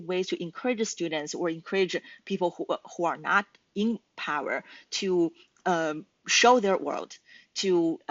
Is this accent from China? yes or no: yes; China; first language Chinese; English is a second language; moved away as an adult; also born or lived in United States (Midwest); now in Toronto, Canada; I'm originally from China, and I got my degree in the States, and I moved to Toronto, Canada